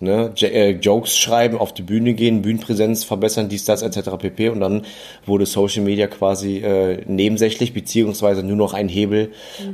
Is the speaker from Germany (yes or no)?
yes; Germany; also born or lived in Berlin; als Deutsche